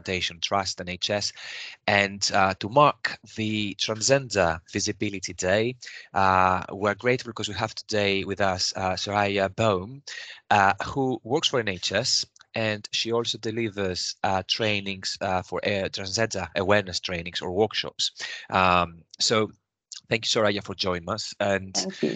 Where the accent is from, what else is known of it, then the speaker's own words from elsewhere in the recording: Greece; moved away as an adult; now in United Kingdom; I'm coming from Greece. I was born in Greece. I mean, back in the days when I was raised in Greece